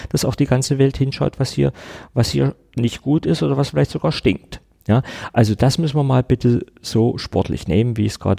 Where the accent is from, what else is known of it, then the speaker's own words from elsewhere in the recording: East Germany, Germany; Ich bin in der DDR groß geworden. Mein Karl May hieß Jules Verne.